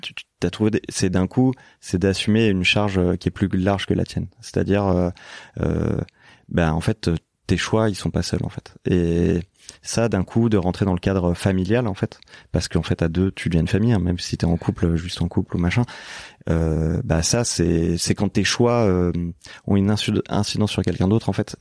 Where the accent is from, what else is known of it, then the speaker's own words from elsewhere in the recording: Lyon, Auvergne-Rhône-Alpes, France; moved away as an adult; also born or lived in Paris; je débarquais de province je venais de Lyon